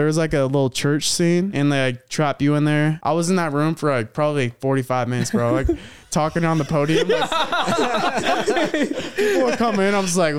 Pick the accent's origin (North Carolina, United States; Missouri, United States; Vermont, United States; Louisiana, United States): Louisiana, United States; New Orleans; Sorry for my accent. I'm from New Orleans.